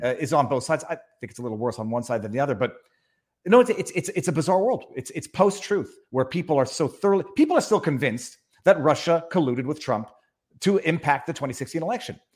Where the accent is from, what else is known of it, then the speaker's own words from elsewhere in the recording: Montreal, Quebec, Canada; born and raised in Montreal